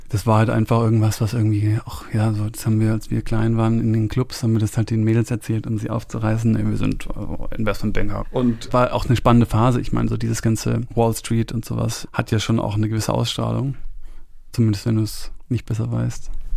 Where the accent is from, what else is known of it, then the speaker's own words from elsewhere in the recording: Rhineland, Germany; also born or lived in Munich, Bavaria; now in Brandenburg, Germany; ich bin in München geboren und dann habe ich die ersten Jahre in München, bin ich sozusagen aufgewachsen. Dann sind wir ins Auch Rheinland